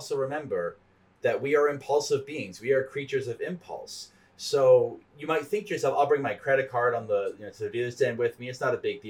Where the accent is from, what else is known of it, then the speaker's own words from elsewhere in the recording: Canada; I'm Canadian